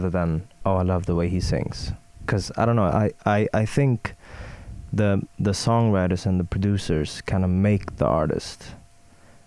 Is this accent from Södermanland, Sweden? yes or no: no; Stockholm, Stockholm County, Sweden; English is a second language; I'm from Sweden, born and raised in Stockholm.